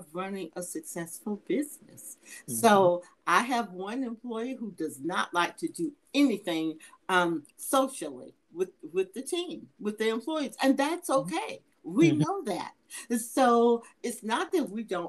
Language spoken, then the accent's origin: English; Atlanta, Georgia, United States; I'm from Atlanta